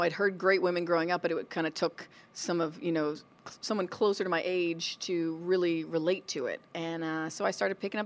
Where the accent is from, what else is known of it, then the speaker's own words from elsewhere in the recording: Florida, United States; moved away as an adult; now in California, United States; I was born in California. My mom grew up in L.A., but when I was about two, they moved us to Florida, and I really grew up in Florida